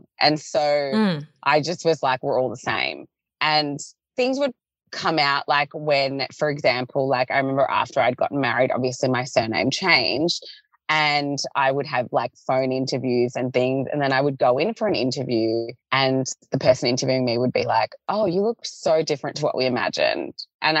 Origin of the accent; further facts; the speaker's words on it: Melbourne, Victoria, Australia; growing up in Melbourne, you are a little bit spoiled with the multiculturalism of like, it's not even just like the people in the schools. It's like the fact that in any suburb, you can literally get like any cuisine, like the food element.